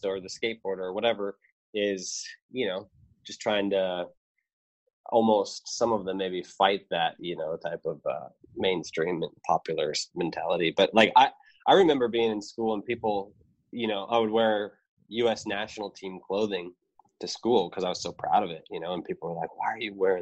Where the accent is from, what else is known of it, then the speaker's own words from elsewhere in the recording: United States; as an American